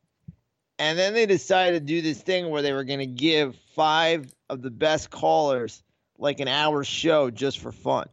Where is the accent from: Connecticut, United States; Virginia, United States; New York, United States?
New York, United States; growing up in New York